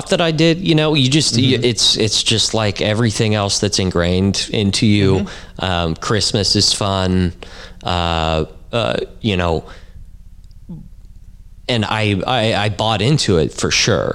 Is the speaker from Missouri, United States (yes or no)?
yes; Fairfax, Missouri, United States; I grew up in Fairfax, Missouri, which is this tiny little town up in the northwest corner of the state